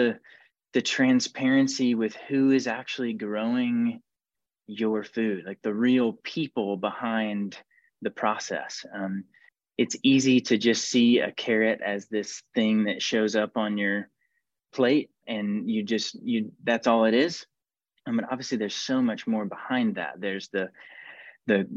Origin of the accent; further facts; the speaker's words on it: Georgia, United States; I'm from Georgia